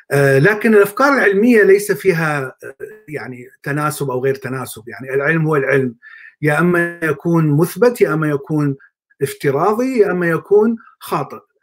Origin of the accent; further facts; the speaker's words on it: Baghdad, Baghdad Governorate, Iraq; moved away as an adult; also born or lived in Mosul / Jordan; now in United States; طبعا انا من بغداد أه، ولدت في بغداد